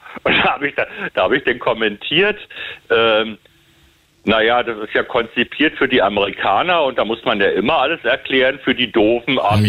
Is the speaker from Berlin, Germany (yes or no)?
yes; Berlin, Germany; bin ja gebürtiger Westberliner